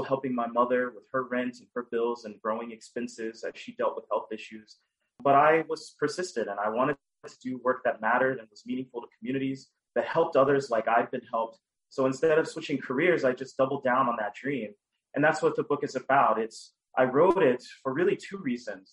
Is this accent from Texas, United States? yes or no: yes; Dallas, Texas, United States; I grew up in Dallas, Texas, with a single mother